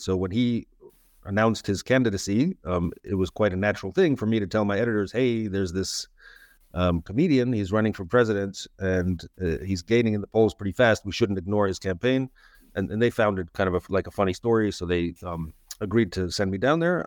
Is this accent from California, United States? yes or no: yes; San Francisco, California, United States; also born or lived in Moscow, Russia; I grew up in San Francisco